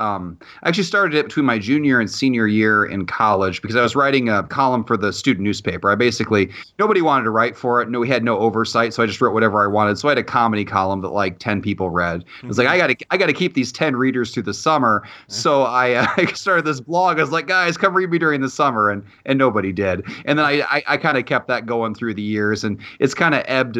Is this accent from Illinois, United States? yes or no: yes; Illinois, United States; moved away as an adult; also born or lived in Iowa / Indiana; now in Indianapolis, United States; I was born in Iowa, spent most of my childhood in Illinois, and then for college, I came over to Indiana.